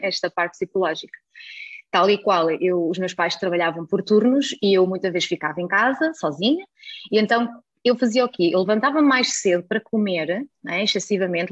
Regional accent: Germany; now in Portugal; nasci na Alemanha

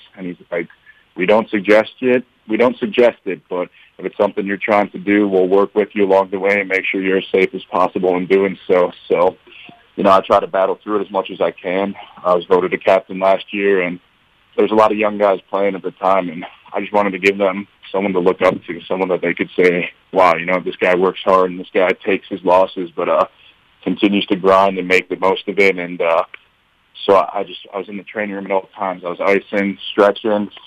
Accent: Chicago, Illinois, United States; moved away as an adult; now in Hamilton, United States; I'm from Chicago

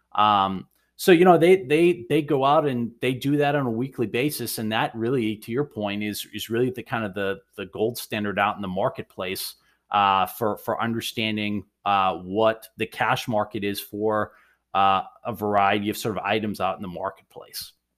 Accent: Maine, United States; now in Boston, United States; I'm originally a Mainer

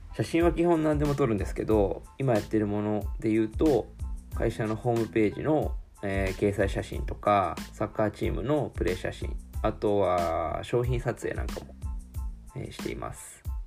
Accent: Shizuoka, Japan; 私は静岡生まれ静岡育ち

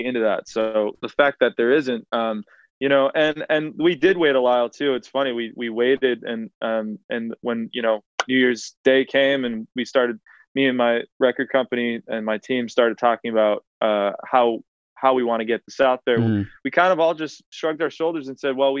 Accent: New Bedford, Massachusetts, United States; my hometown of New Bedford, Massachusetts

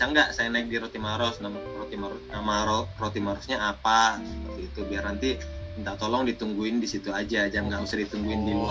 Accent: Toraja, South Sulawesi, Indonesia; kebetulan saya di Toraja oh ya, saya besar di Toraja sekalipun bukan orang Toraja tapi saya besar di Toraja

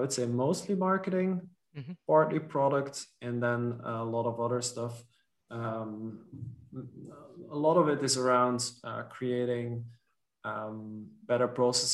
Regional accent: Belgium; first language Dutch; English is a second language; also born or lived in French-speaking part of Belgium; in Belgium, we have two or three national languages. My mother tongue is Dutch. When I was a kid, we lived in the French-speaking part

